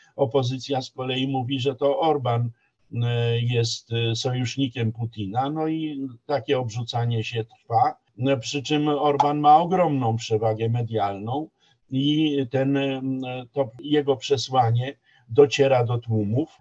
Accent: Poland

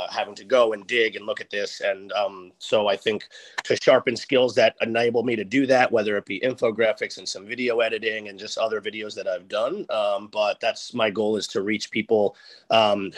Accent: Westchester, New York, United States; also born or lived in East Village, New York City; now in New York City, United States; I'm from Westchester

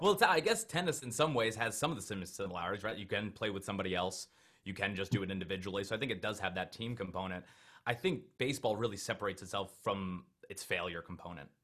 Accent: Long Island, New York, United States; I grew up on Long Island, New York

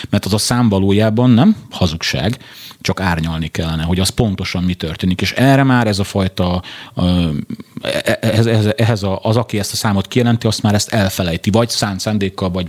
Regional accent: Pest, Hungary; én ugye mivel Pest megyei vagyok, a Pest megyei kapit, rendőrfőkapitányság, és ott elbírálják

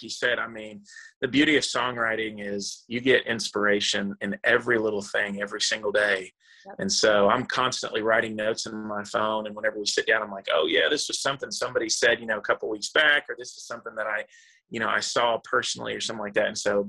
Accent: Dominican Republic; moved away; also born or lived in Texas; Well, I was born in Corpus Christi, Texas, which is way, way south Texas. But my parents were missionaries, so I actually grew up overseas in the Dominican Republic for most of my childhood.

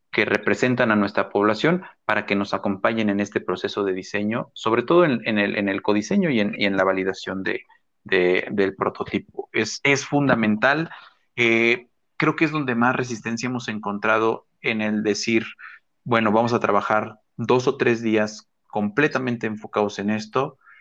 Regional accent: Mexico; que tenemos ahora en México como mexicanos

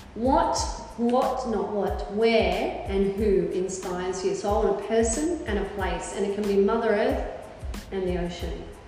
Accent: Melbourne, Victoria, Australia; also born or lived in Sydney; now in Brisbane, Australia; I grew up in Melbourne, I've lived in Sydney, I now live in Brisbane

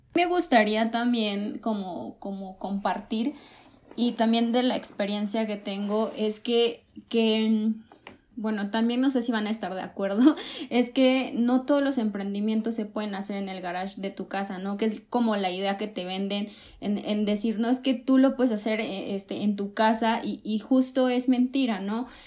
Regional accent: Coatzacoalcos, Veracruz, Mexico; moved away; yo soy de Cuatza

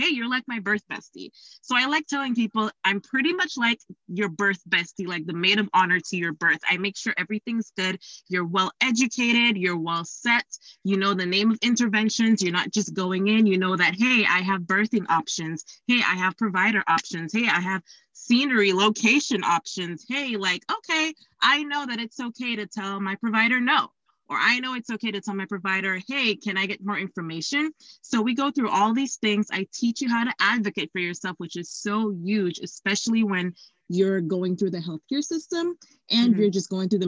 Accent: Dominica; moved away; also born or lived in Florida; I am from a tiny island called Dominica in the Eastern Caribbean

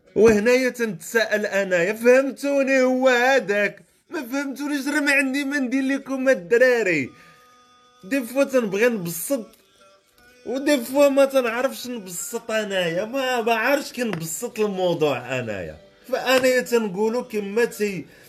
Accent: Salé, Rabat-Salé-Kénitra, Morocco; حومتي في سلا حومتي القديمه راس الشجره

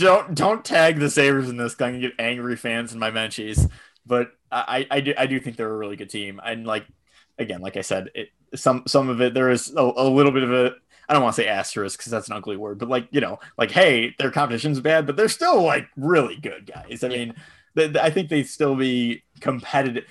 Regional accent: Buffalo, New York, United States; I'm from Buffalo

